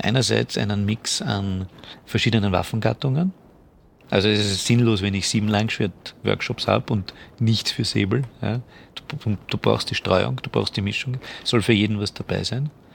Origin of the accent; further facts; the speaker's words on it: Vienna, Austria; als Österreicher und als Wiener